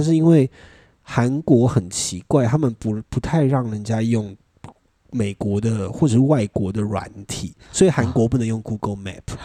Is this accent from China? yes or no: no; Taiwan; 我是台湾来的